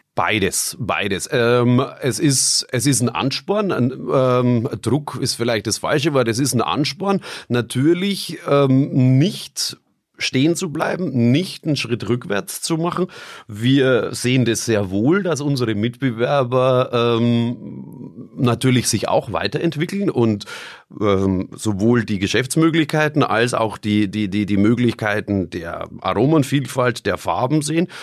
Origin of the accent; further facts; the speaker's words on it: Bamberg, Bavaria, Germany; bei uns in Bamberg